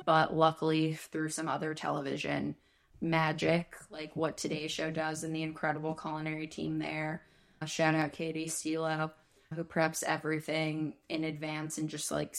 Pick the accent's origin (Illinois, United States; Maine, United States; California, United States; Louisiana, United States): Illinois, United States; Chicago; accent: Chicago; learned how to get rid of my Chicago accent and conduct myself on camera.